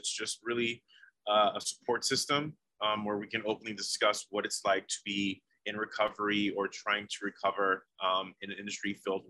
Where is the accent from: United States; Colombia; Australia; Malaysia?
United States; Oregon; just being able to sit there and of course have it being in my home state